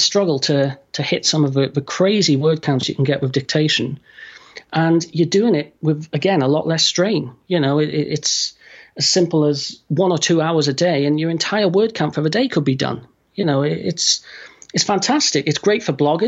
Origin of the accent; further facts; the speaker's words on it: United Kingdom; I'm going to say full stop instead of period because I'm British